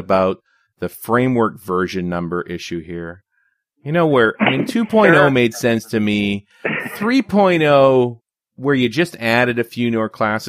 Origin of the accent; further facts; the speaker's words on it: Canada; I'm the Canadian. I do metric conversion all the time.